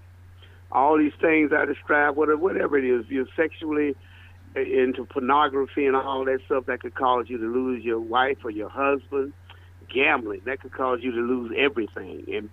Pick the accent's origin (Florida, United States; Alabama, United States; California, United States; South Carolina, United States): Alabama, United States; Birmingham; moved away; also born or lived in Atlanta; I was born and raised in Birmingham, Alabama